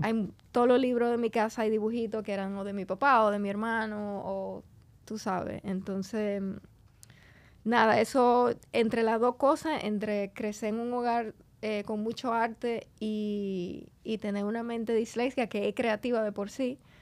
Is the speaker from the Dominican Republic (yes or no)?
yes; Santo Domingo, Distrito Nacional, Dominican Republic; also born or lived in Argentina; yo me crié en Santo Domingo